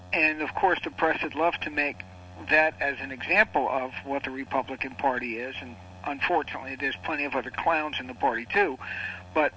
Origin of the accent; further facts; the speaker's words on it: New York, United States; I'm from New York